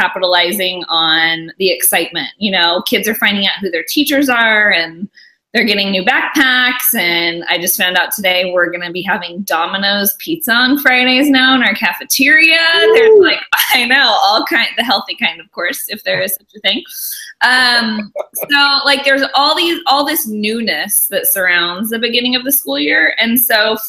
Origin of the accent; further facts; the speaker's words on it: California, United States; also born or lived in Alabama; And I'm from California. I lived in Alabama for a while